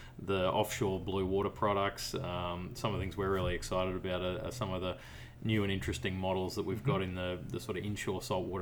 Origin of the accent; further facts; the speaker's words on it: Brisbane, Queensland, Australia; I'm from Brisbane, which is middle of the east coast there.